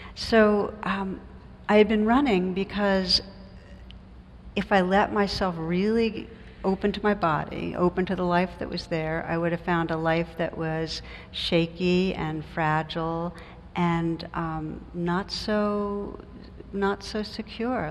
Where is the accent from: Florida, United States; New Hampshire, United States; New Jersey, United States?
New Jersey, United States; I come from New Jersey